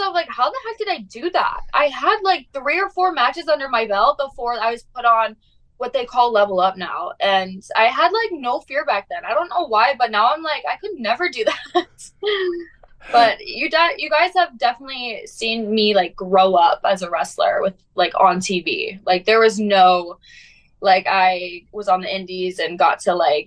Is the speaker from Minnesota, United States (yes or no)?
yes; Prior Lake, Minnesota, United States; I'm from Minnesota. I'm from a small town called Prior Lake. It's about 20 minutes south of Minneapolis